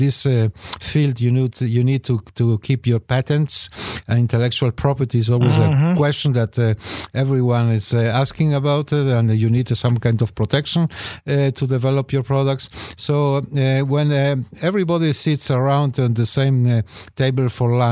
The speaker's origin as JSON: {"language": "English", "country": "Israel", "moved": "as an adult", "lives_now": "Canada"}